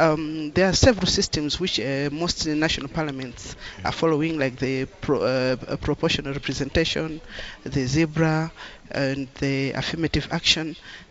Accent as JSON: {"language": "English", "country": "Malawi", "said": "I come from Malawi"}